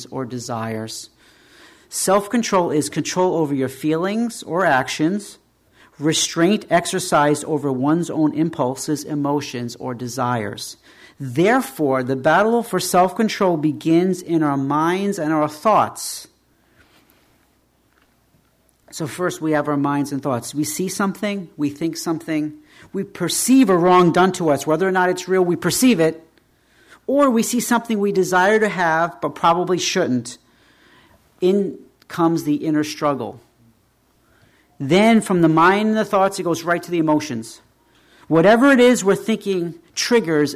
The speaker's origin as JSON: {"language": "English", "country": "United States", "said": "We as American Christians"}